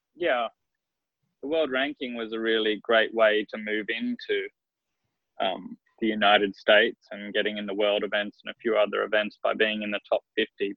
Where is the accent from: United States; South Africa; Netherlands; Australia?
Australia; Queensland; also born or lived in South Australia; I've lived here since I was seven years old. So I, I feel very much like I've grown up a Queenslander